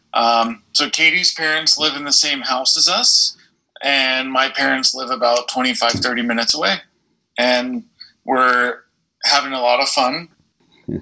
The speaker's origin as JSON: {"language": "English", "area": "San Diego County", "region": "California", "country": "United States", "tie": "born or raised there", "said": "we both were born and raised in San Diego County, California."}